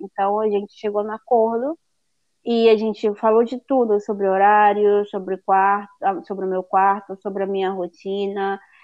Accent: Fortaleza, Ceará, Brazil; moved away as an adult; now in Galicia, Spain; sou de Fortaleza, no Nordeste do Brasil

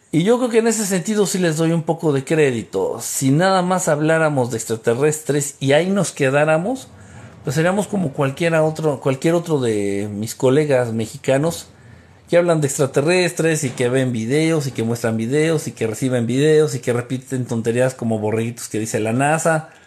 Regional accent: Costa Rica; Yo soy de Costa Rica.

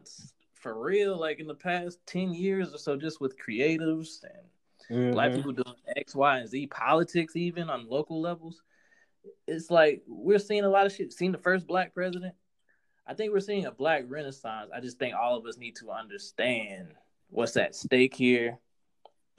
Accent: United States; We're black Americans

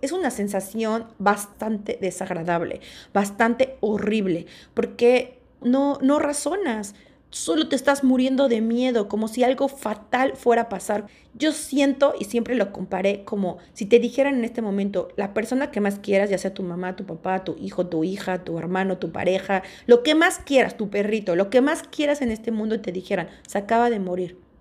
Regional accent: Mexico; first language Spanish; moved away as an adult; also born or lived in Australia; yo me salí de México, me fui de México súper chavita, a los 19 años, y me fui a radicar a vivir a Australia.

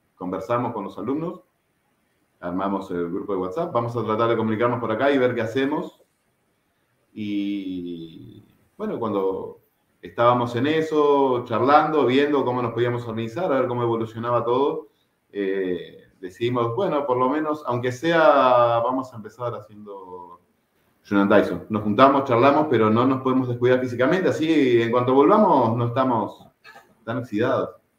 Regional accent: Merlo, Buenos Aires Province, Argentina; now in Uruguay; Argentino, de familia uruguaya, mis padres este, uruguayos, eh, emigrantes, salieron de Uruguay este, en los años 70 y con mis hermanos y yo nací allá en Buenos Aires, en el conurbano bonaerense, el partido de Merlo.

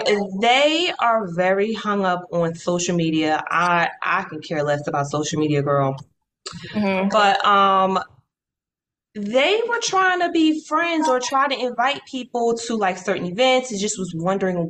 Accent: United States; I'm American

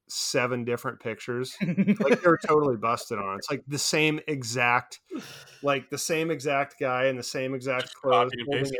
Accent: Pacific Northwest, United States; moved away; growing up in the Pacific Northwest

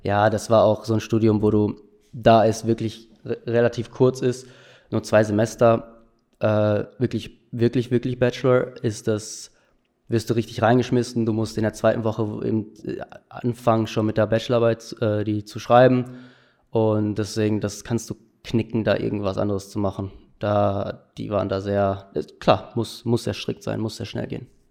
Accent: Delbrück, North Rhine-Westphalia, Germany; in Delbrück, wo ich herkomme

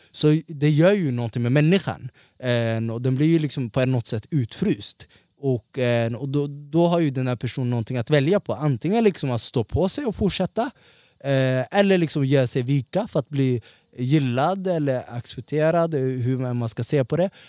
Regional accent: Somalia; now in Sweden; jag är ortgrabb, jag är afrikan, jag är somalier, jag är muslim.

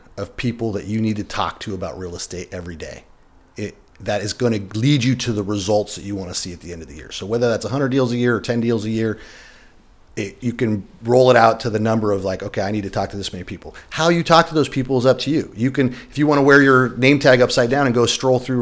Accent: Spring Valley, United States; I grew up in Spring Valley

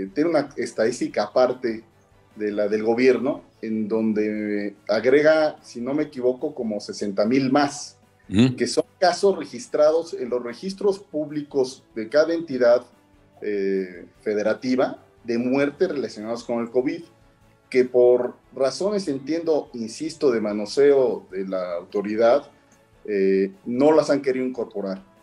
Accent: Mexico City, Mexico; yo soy este, capitalino.

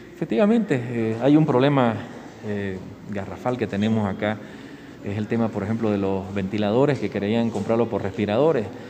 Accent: San Ignacio de Velasco, Santa Cruz, Bolivia; vengo de provincia, nací en San Ignacio de Velasco, eh, municipio San Ignacio, provincia José Miguel de Velasco, eh, departamento de Santa Cruz, boliviano, querendón de su patria. Eh, estudié allá hasta el bachillerato

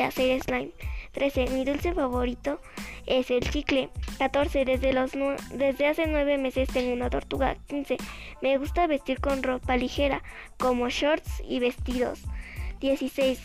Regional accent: State of Mexico, Mexico; Yo nací en el Estado de México

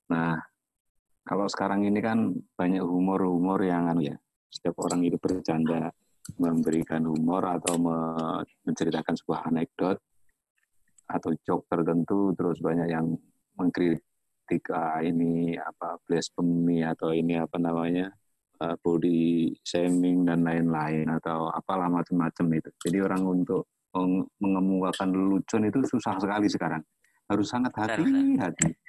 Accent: Java, Indonesia; Orang saya Jawa saya nggak apa-apa, tapi mungkin teman atau kerabat saya merasa tersinggung ketika ada lelucon tentang Jawa.

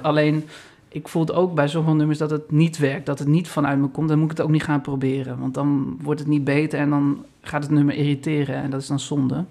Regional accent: Amstelveen, North Holland, Netherlands; Eigenlijk mijn hometown eh, waar ik ben opgegroeid, mijn school heb gehad is Amstelveen

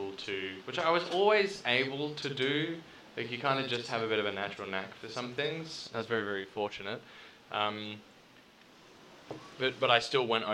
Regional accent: Queensland, Australia; moved away; We're all from Queensland.

